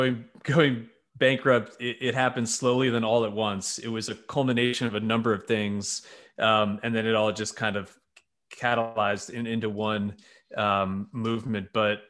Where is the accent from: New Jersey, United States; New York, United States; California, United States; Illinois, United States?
New York, United States; Yeah, so I'm a New Yorker who married a Nashville girl. We met in college and we did the Northeast thing for a little bit.